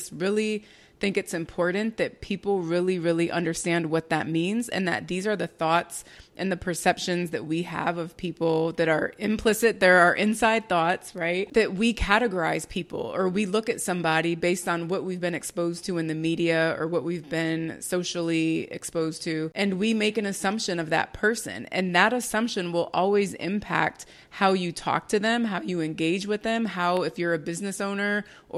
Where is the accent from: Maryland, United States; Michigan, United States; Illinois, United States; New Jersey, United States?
New Jersey, United States; me growing up in Jersey